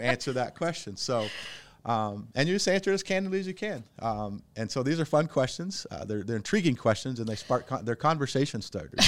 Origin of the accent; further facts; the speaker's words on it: Cedar Rapids, Iowa, United States; we're from Cedar Rapids